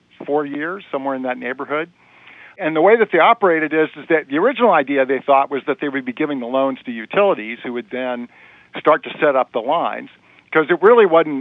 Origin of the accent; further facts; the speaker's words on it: Kentucky, United States; moved away; I'm originally from Kentucky, and I can remember growing up and listening to basketball games and stuff, and they always talked about the Kentucky Cooperative